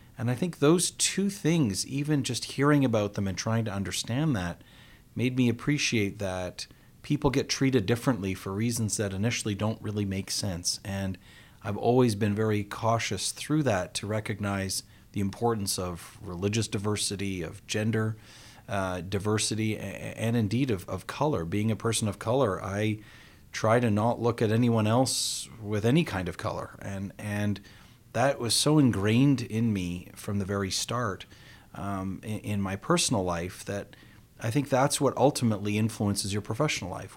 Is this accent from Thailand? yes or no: no; Canada; I was born here in North America and Canada.